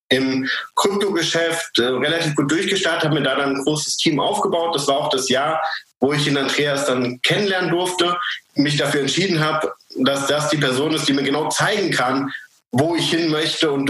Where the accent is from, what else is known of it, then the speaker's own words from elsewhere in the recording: Frankfurt, Hesse, Germany; moved away as an adult; now in Tyrol, Austria; Ich komme ursprünglich aus Frankfurt. Das ist ähm, in Deutschland und lebe aber mittlerweile seit acht Jahren in, äh, in Österreich, in Tirol.